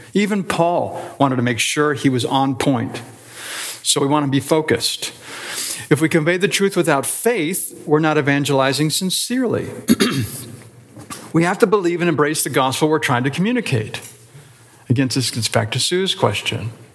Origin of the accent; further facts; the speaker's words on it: Canton, Ohio, United States; I grew up in Canton